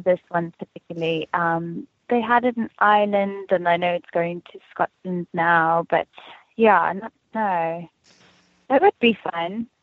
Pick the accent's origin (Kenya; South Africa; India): South Africa; moved away as an adult; now in United States; I grew up in Afrikaans community